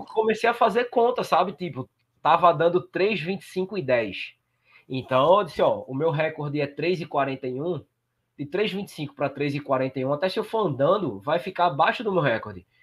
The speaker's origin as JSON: {"language": "Portuguese", "region": "Northeast Region", "country": "Brazil", "said": "eu sou do Nordeste"}